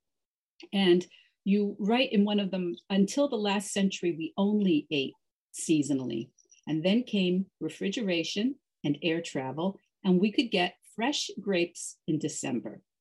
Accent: New England, United States; I grew up in New England

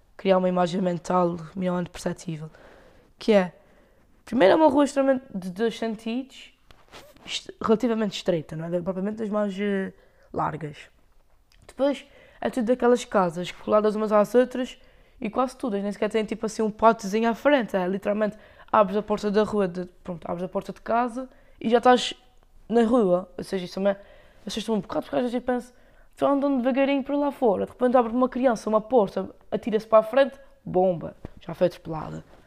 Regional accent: Lagoa, Azores, Portugal; accent: Micaelense; eu tenho sotaque, não é açoriano, é o sotaque micalense

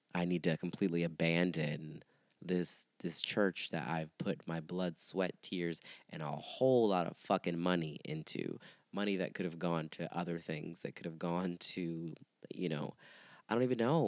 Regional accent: St. Petersburg, Florida, United States; moved away as an adult; also born or lived in Miami; now in Chicago, United States; I moved there from St. Pete, where I'm really where I'm born and raised, St. Petersburg area.

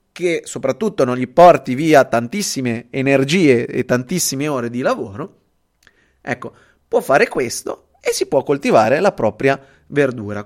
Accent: Genoa, Liguria, Italy; also born or lived in Venice; io sono genovese, eh, sono qua a Genova

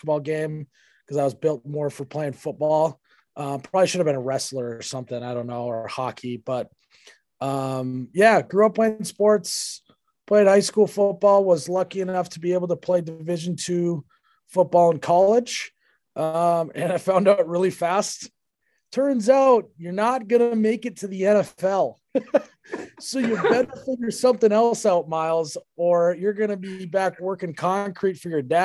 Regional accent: Fargo, North Dakota, United States; also born or lived in Detroit Lakes, Minnesota / Moorhead, Minnesota; I grew up in Fargo, North Dakota.

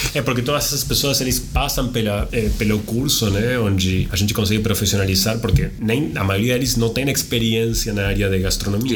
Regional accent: Argentina; accent: Argentine; Portuguese is a second language; moved away as an adult; also born or lived in Tel Aviv, Israel; now in São Paulo, Brazil; pelo meu sotaque que eu é sou argentino

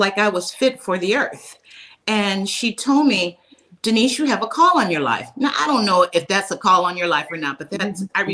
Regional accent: Birmingham, Alabama, United States; now in California, United States; I was born in Birmingham, Alabama

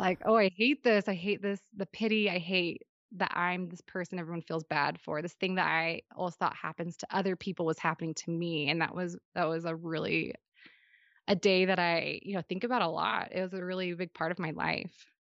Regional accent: Western Washington, United States; now in Utah, United States; I grew up in Western Washington

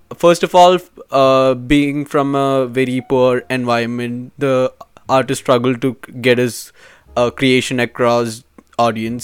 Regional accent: India; moved away; I'm from India and I'm a business finance major

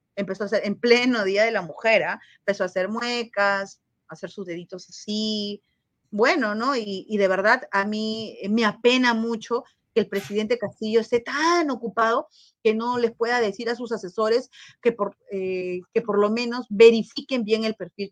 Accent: Peru; Es mi país, es mi Perú

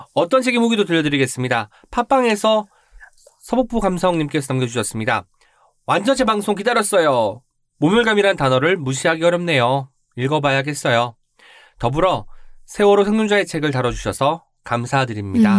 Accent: Jeonju, North Jeolla, South Korea; 제가 전주 사람 이지만

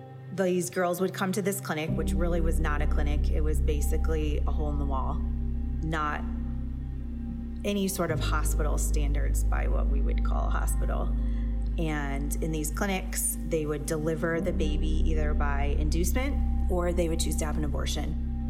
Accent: Kolkata, West Bengal, India; born there; I was born on April 6, 1980 in Calcutta, India.

